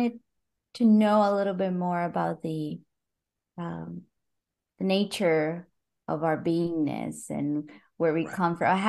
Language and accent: English; Costa Rica; English is a second language; moved away; also born or lived in Brazil; I'm from Costa Rica, but you know, my English was decent enough